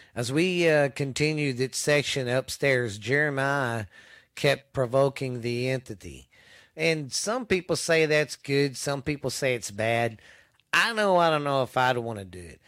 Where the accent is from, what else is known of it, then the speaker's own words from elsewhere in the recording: Mineral Wells, Texas, United States; the town I live in, my hometown of Mineral Wells